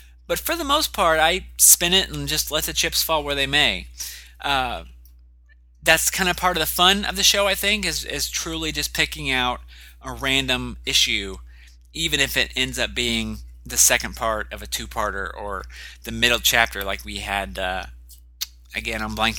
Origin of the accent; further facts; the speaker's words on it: United States; accent: American